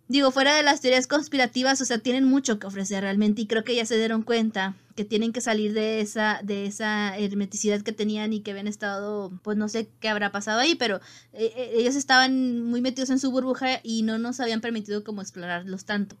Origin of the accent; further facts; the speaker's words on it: Mexico; como mexicano